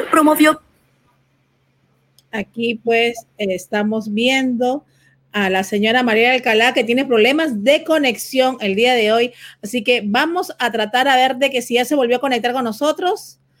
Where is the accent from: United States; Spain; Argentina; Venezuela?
Venezuela; soy de Venezuela